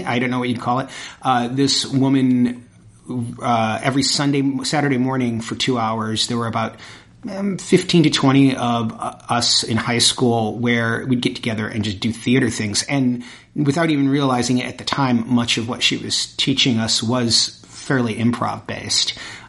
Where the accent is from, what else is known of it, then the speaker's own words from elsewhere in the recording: Michigan, United States; moved away as an adult; also born or lived in Chicago; now in Boston, United States; I am from Michigan. Grew up in Michigan.